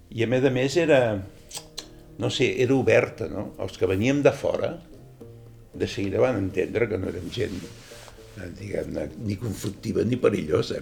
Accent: Sabadell, Catalonia, Spain; born or raised there; first language Catalan; moved away as an adult; now in Formentera, Spain

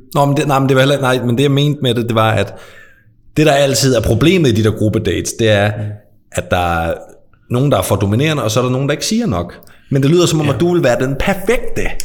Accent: near Skovby, Als, Southern Denmark, Denmark; Skorby er ikke så langt fra, hvor jeg er vokset op.

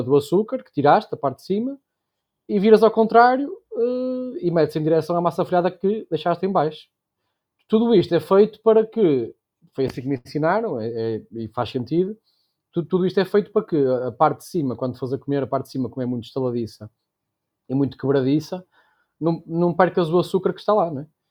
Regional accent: Santo Tirso, Porto District, Portugal; na minha terra, que é San Tirso

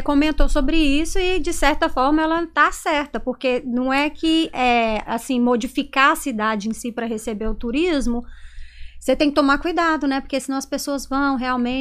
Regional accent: Itambacuri, Minas Gerais, Brazil; moved away as an adult; now in United States; Eu cresci lá, né? Passei a minha vida inteira lá em Minas, assim, uhum. na minha cidade, até os 18 anos

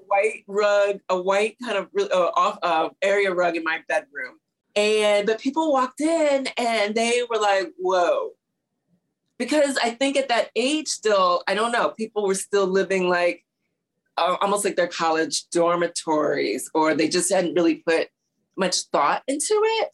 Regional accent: St. Louis, Missouri, United States; also born or lived in Houston, Texas; now in New York City, United States; we my dad was transferred to St. Louis

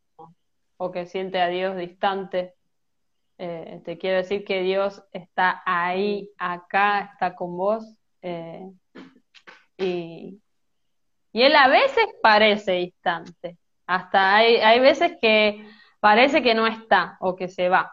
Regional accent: Merlo, Buenos Aires Province, Argentina; soy de Buenos Aires, Argentina, eh, de una ciudad que se llama Merlo, no estoy en la capital

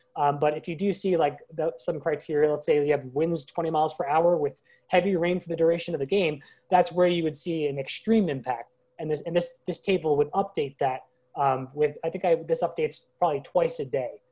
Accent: Long Island, New York, United States; I grew up on Long Island, New York, as a kid

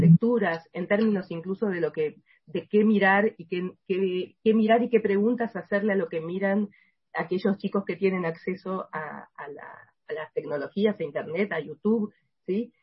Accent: Argentina; en mi país

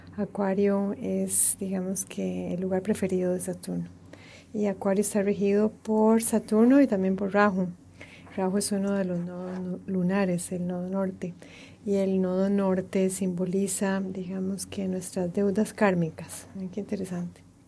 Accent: Costa Rica; moved away as an adult; el exilio de mi país de origen, Costa Rica

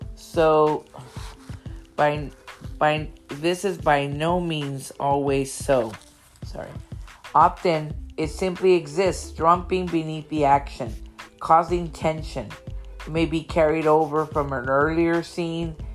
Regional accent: Brownsville, Texas, United States; her and I grew up in Brownsville, Texas

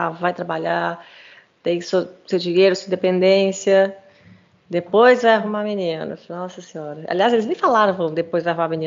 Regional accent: São Paulo, Brazil; Sou de São Paulo, sou de São Paulo.

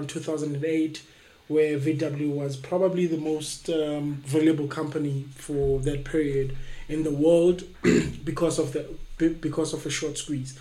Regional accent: East Rand, Gauteng, South Africa; I'm from the East Rand.

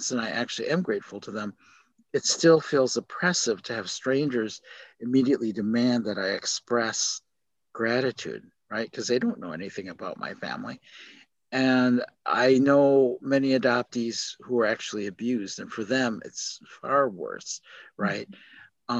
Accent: Milwaukee, Wisconsin, United States; also born or lived in South Korea; now in Chicago, United States; Milwaukee, where I grew up

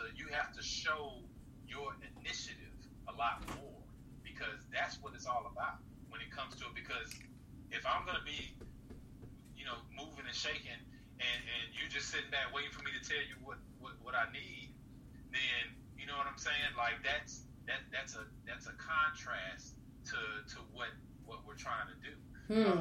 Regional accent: Georgia, United States; I'm from Georgia.

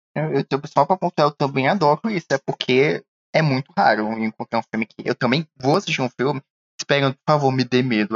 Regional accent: Northeast Region, Brazil; eu, como nordestino

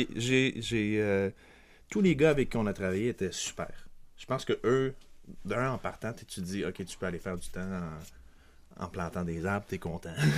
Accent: Quebec City, Quebec, Canada; also born or lived in Montreal; je suis même né à Québec, donc je suis un Québécois de Québec

